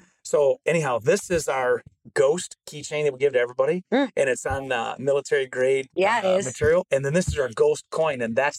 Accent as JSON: {"language": "English", "area": "Genesee County", "region": "Michigan", "country": "United States", "said": "And I'm from Genesee County in Michigan."}